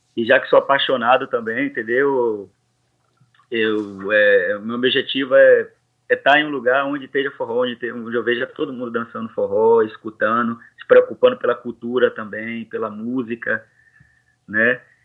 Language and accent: Portuguese; Salvador, Bahia, Brazil; moved away as an adult; also born or lived in Serrinha, Bahia / Cruz das Almas, Bahia; now in Lille, France; eu venho de Salvador, da Bahia, né, mas na verdade do interior da Bahia que é Serrinha, mas sempre morei em Salvador